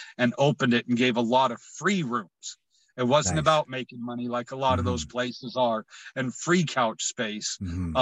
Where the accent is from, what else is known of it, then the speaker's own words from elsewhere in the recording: United States; I was born in America